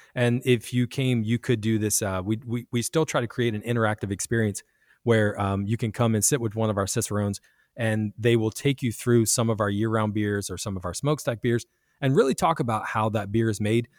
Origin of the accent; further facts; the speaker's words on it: Virginia, United States; now in Kansas City, United States; Virginia, where I'm from